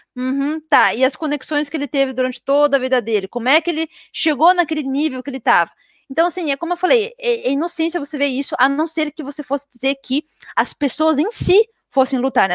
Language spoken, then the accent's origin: Portuguese; Brazil; moved away; also born or lived in Europe; eu sou brasileira